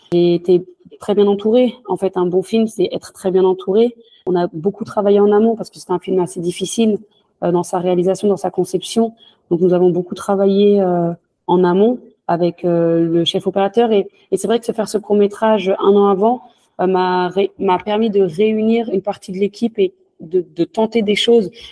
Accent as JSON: {"language": "French", "country": "France", "tie": "born or raised there", "also_born_or_lived": "Senegal (ancestry)", "said": "je suis française, je suis née en France, même si j'ai des origines sénégalaises. Euh, j'ai fait toute ma vie en France"}